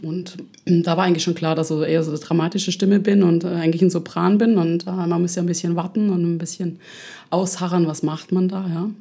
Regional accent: Ludwigsburg, Baden-Württemberg, Germany; accent: Swabian; also born or lived in Lausanne / Ticino / Amsterdam; now in Berlin, Germany; ich komme ursprünglich aus Stuttgart, in der Nähe von Stuttgart

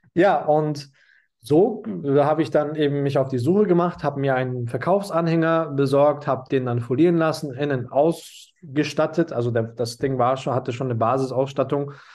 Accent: Munich, Bavaria, Germany; moved away as an adult; ich komme aus München, habe einen türkischen Migrationshintergrund

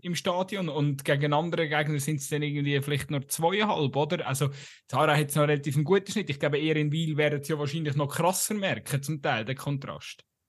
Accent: Aargau, Switzerland; ich komme halt aus dem Aargau

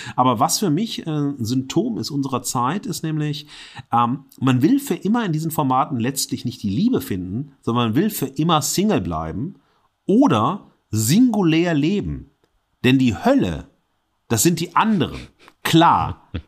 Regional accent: Duisburg, North Rhine-Westphalia, Germany; aus meiner Heimatstadt Duisburg

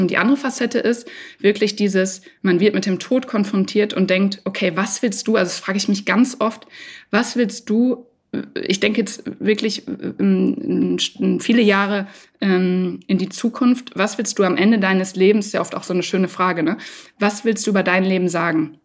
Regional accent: Dortmund, North Rhine-Westphalia, Germany; in meiner Heimat in Dortmund

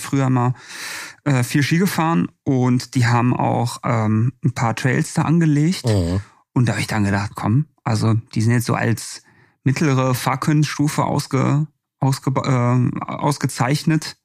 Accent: Bochum, North Rhine-Westphalia, Germany; now in Stuttgart, Germany; meine Heimat Bochum

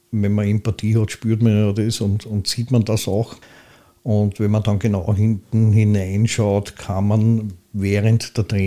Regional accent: Pressbaum, Lower Austria, Austria; ich bin aufgewachsen in Pressbaum, habe dann eine Zeit in der Blasmusikkapelle auf der Hochstraße gespielt

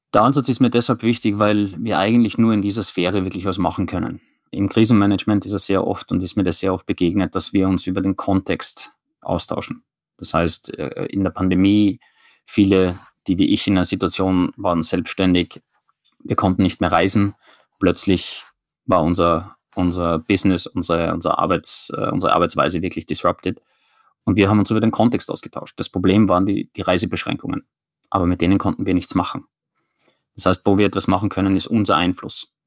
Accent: Styria, Austria; now in Oslo, Norway; ich identifiziere mich zuerst als jemand, der kommt aus der Steiermark

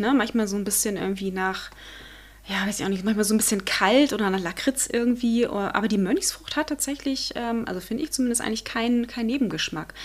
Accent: Germany; bei uns in Deutschland

